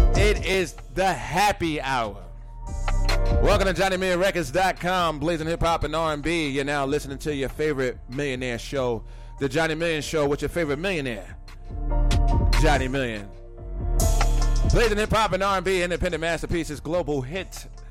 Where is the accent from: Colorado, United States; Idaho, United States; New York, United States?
New York, United States; New York City; I'm from Brooklyn